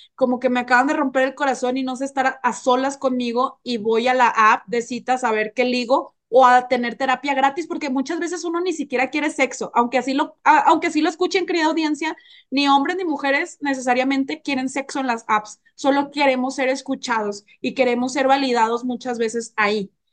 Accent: Nuevo León, Mexico; moved away; estuve en mi tierra, en Nuevo León

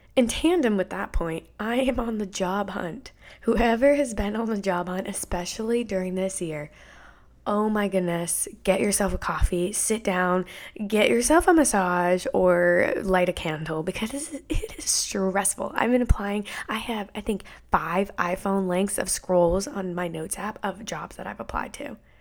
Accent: Maine, United States; moved away as an adult; now in Florida, United States; I'm from Maine.

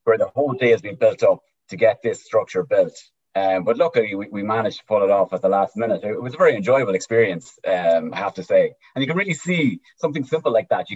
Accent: East Cavan, Ulster, Ireland; moved away as an adult; now in United States; I'm from East Cavan

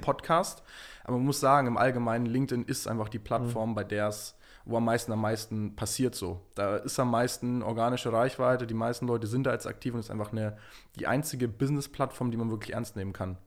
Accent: Munich, Bavaria, Germany; also born or lived in New York; ich komme ursprünglich aus München

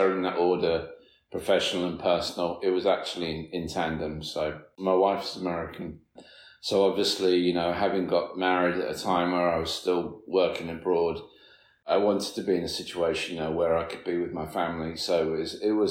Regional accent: United Kingdom; also born or lived in Queens, New York, United States; now in New York, United States; home is the UK

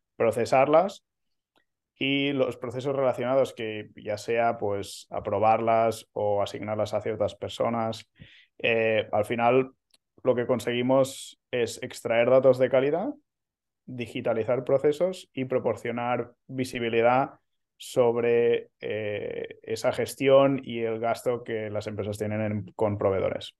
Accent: Manresa, Catalonia, Spain; moved away as an adult; now in Barcelona, Spain; soy de, cerca de Barcelona, eh, no, nací en, la ciudad, eh, soy de Manresa

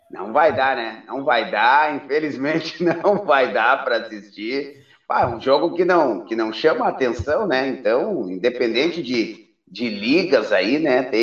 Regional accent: Três Passos, Rio Grande do Sul, Brazil; now in Cruz Alta, Brazil; porque eu sou da cidade de Três Passos, joguei na base lá do, do TAC

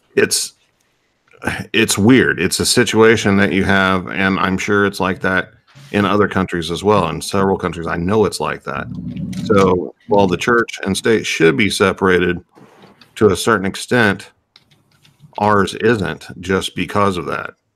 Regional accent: United States; as an American

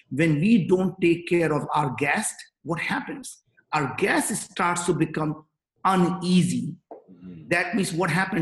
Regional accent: northern India, India; English is a second language; moved away as an adult; now in United States; I grew up in Northern India

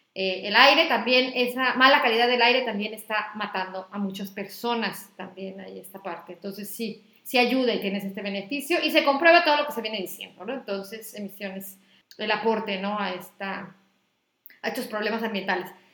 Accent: Acapulco, Guerrero, Mexico; moved away as an adult; also born or lived in Mexico City; now in Tijuana, Mexico; yo crecí en, en Acapulco

